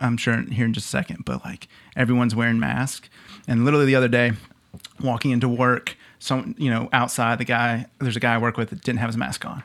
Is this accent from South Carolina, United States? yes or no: yes; Lexington, South Carolina, United States; I grew up here in Columbia, just down the street in Lexington.